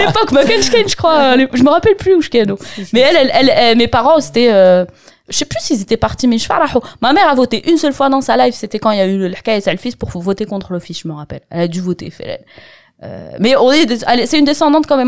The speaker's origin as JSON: {"language": "French", "town": "Constantine", "region": "Constantine Province", "country": "Algeria", "tie": "born or raised there", "moved": "yes", "lives_now": "France", "said": "C'est le contexte dans lequel j'ai grandi, depuis que j'ai, je suis en Algérie, que je suis née en Algérie"}